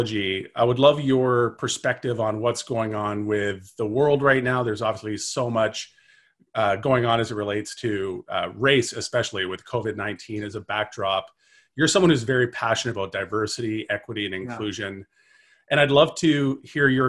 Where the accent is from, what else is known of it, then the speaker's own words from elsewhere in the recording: Vancouver, British Columbia, Canada; I'm from Vancouver